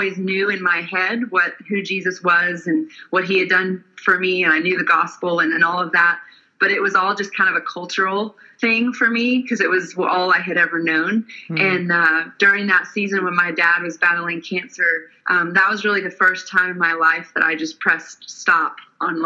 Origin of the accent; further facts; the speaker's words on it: Atlanta, Georgia, United States; also born or lived in Nashville, Tennessee; I'm originally from the Atlanta, Georgia area, and then I moved to Nashville to go to college